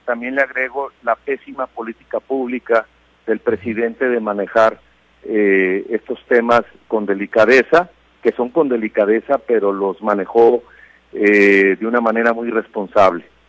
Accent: Mexico; como mexicanos

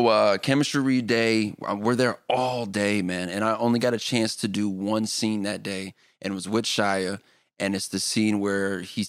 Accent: Anchorage, Alaska, United States; born there; also born or lived in Germany / Los Angeles; I was born in Alaska, and then we went from Alaska to Germany where Kadeem was born, and then Germany to LA.

